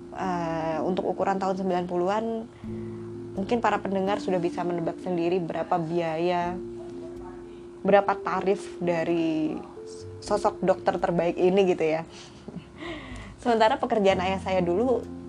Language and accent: Indonesian; Malang, East Java, Indonesia; now in Blitar, Indonesia; saya lahir di Malang, tahun sembilan dua.